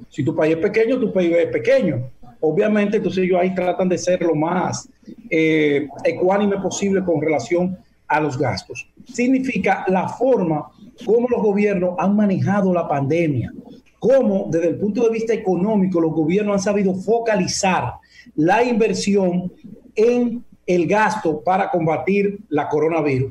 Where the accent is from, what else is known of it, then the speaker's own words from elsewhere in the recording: Dominican Republic; nosotros como dominicanos